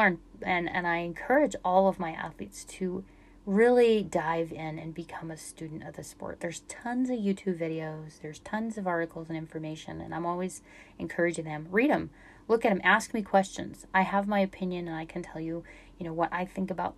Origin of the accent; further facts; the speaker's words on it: Utah, United States; I'm from Utah